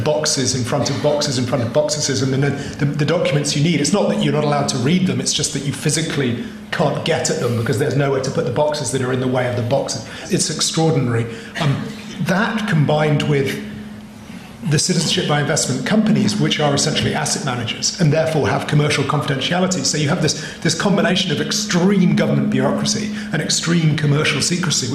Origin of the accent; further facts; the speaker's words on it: United Kingdom; I'm British. I also, by an accident of history, am a Canadian.